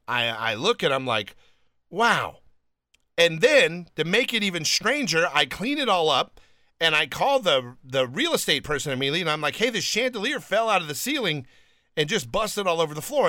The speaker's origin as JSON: {"language": "English", "region": "California", "country": "United States", "tie": "born or raised there", "also_born_or_lived": "Alabama / New York / Lyndhurst, New Jersey", "moved": "as an adult", "said": "I was born in Alabama, but raised in California"}